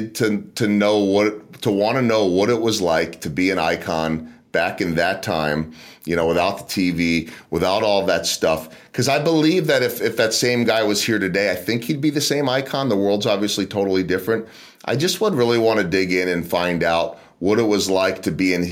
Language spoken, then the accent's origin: English; outside of Philadelphia, Pennsylvania, United States; born or raised there; moved away; also born or lived in Chicago